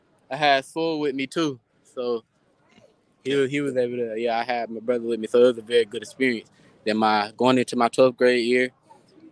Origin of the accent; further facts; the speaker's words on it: Gainesville, Florida, United States; I'm from Gainesville, Florida